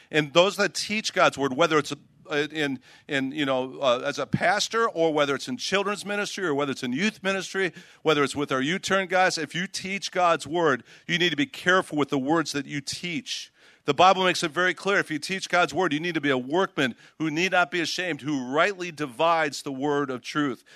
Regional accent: Chicago, Illinois, United States; Chicago, where I'm from. I grew up in Chicago

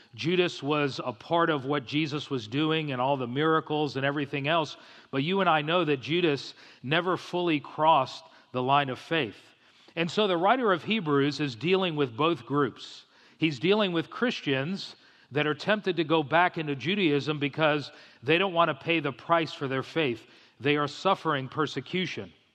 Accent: South Florida, United States; I grew up in South Florida

